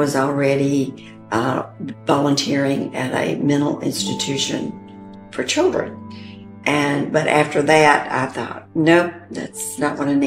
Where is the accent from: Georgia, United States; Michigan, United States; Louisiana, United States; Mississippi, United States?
Mississippi, United States; Magee; moved away as an adult; also born or lived in Texas; from McGee. And I'm the oldest of six children. And we lived in the country most of the time